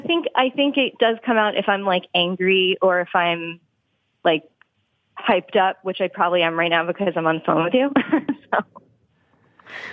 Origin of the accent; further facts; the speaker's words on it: Long Island, New York, United States; moved away as an adult; also born or lived in Florida; now in Philadelphia, United States; I am from New York. Um, mm-hmm. I grew up mm-hmm. on Long Island